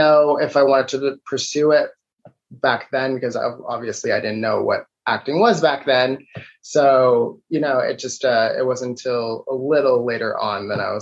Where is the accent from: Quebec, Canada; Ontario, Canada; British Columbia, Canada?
Ontario, Canada; Toronto; I was born and raised in Toronto, Ontario